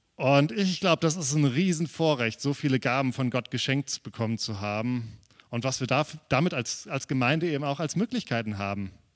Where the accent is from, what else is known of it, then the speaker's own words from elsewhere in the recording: Germany; wir als Deutsche